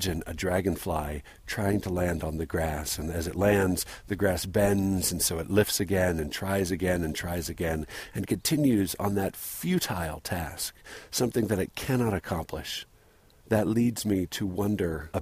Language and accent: English; San Diego, California, United States; moved away; I think about my growing up in San Diego